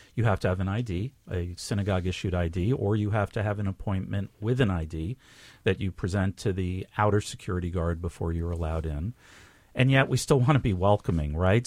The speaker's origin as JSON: {"language": "English", "region": "New York", "country": "United States", "tie": "born or raised there", "said": "I grew up in New York"}